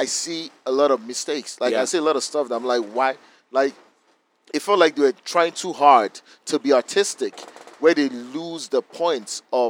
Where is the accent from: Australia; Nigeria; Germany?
Nigeria; as a Nigerian